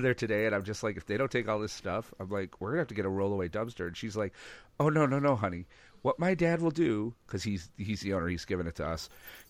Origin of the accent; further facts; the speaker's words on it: Ireland; Like, so you're calling me Italian? I'm sorry, sir. I'm Irish.